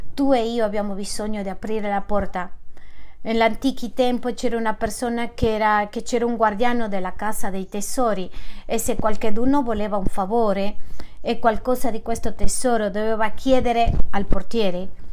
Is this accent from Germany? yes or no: no; Manizales, Caldas, Colombia; moved away as an adult; also born or lived in London